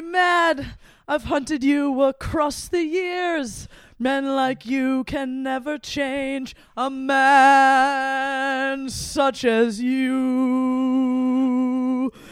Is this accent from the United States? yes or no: yes; Midwest, United States; as a Midwesterner